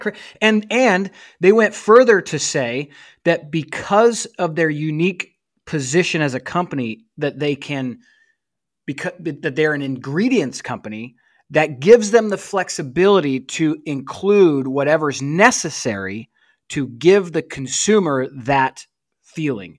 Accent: St. George, Utah, United States; moved away; I am in Saint George, Utah, actually, bro. I'm, uh, currently recording from the basement of my childhood home

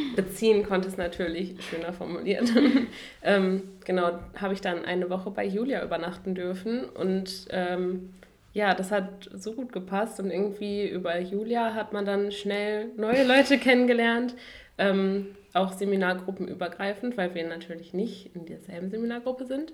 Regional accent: Duisburg, North Rhine-Westphalia, Germany; moved away as an adult; now in Dresden, Germany; ich studiere jetzt hier in Dresden, komme aber ursprünglich aus Duisburg

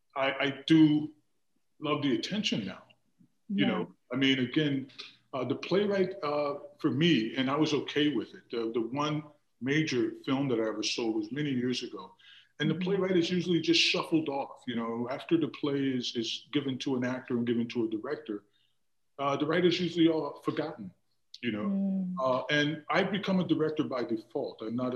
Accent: Germany; I was raised as an Army brat. So we were raised primarily in Germany and then traveled around a lot.

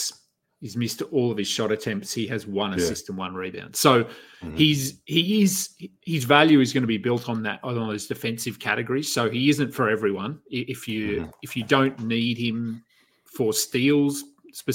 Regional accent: Australia; being an Aussie

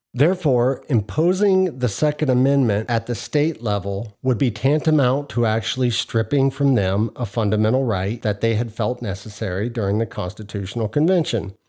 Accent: United States; As an American and a father

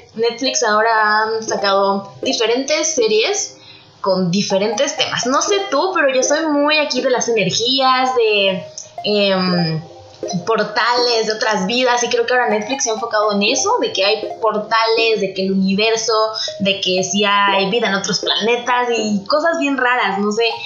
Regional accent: Mexico; como mexicanos

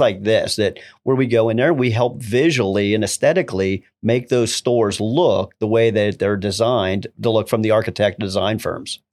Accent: Ohio, United States; Originating from Ohio, uh, rural area, it's about thirty miles outside of Columbus

